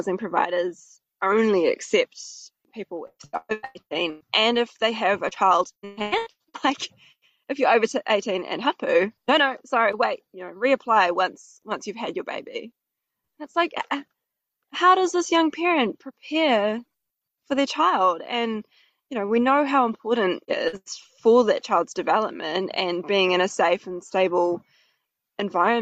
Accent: Helensville, Auckland, New Zealand; I was raised out in Helensville, in northwest of Auckland

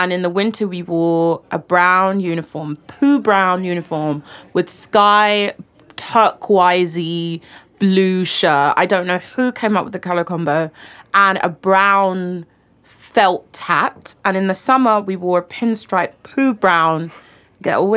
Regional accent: London, United Kingdom; I grew up in the London Borough of Redbridge.

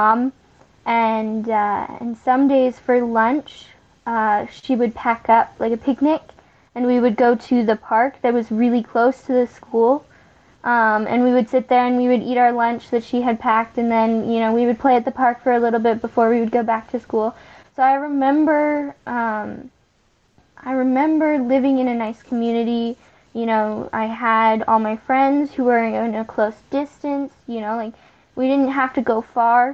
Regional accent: Calgary, Alberta, Canada; now in Lloydminster, Canada; I was originally born in Calgary, Alberta.

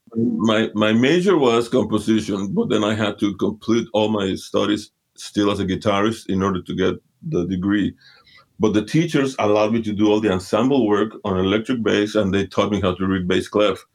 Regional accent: Mexico City, Mexico; I was born and raised in Mexico City, Mexico. My parents are from Honduras, Central America

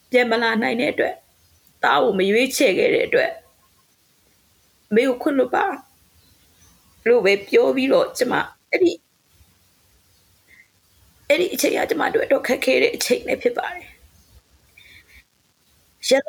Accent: Myanmar

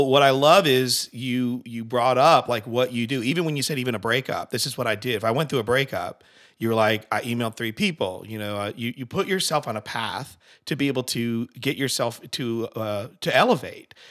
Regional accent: Connecticut, United States; I'm from Connecticut

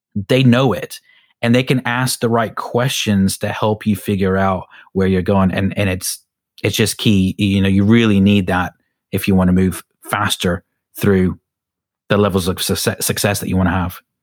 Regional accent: United States; now in United Kingdom; I'm an American, so back in America

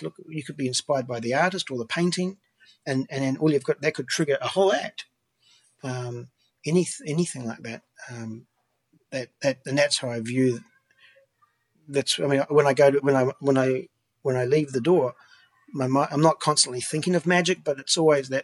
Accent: New Zealand; now in Vancouver, Canada; Growing up in New Zealand

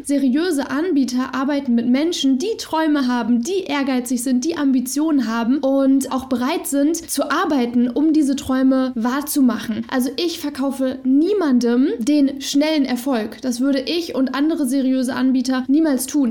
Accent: Germany; Ich bin in Deutschland geboren, ich bin super privilegiert aufgewachsen

